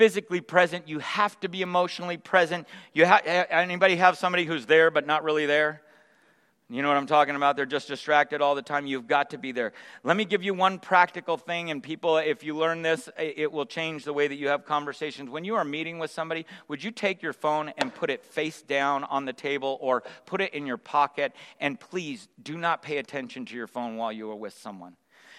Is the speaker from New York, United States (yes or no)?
no; San Jose, California, United States; also born or lived in Sacramento; We moved from Sacramento to San Jose, and I moved into this little neighborhood that I would call home throughout the rest of my growing up years